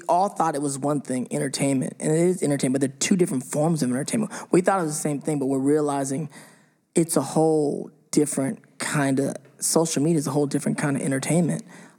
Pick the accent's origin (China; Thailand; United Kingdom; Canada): United Kingdom; England; Where are you from? I'm from, like, this part of England.